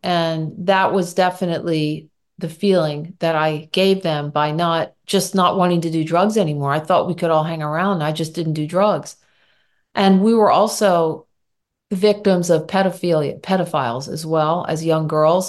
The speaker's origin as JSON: {"language": "English", "town": "Philadelphia", "region": "Pennsylvania", "country": "United States", "tie": "born or raised there", "also_born_or_lived": "Michigan / Germany / New York", "said": "I grew up in the Philadelphia suburbs"}